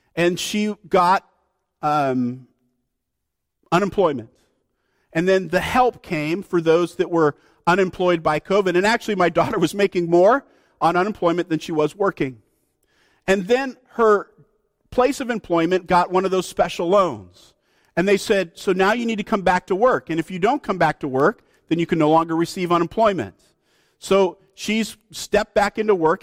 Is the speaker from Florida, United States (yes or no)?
no; Oregon, United States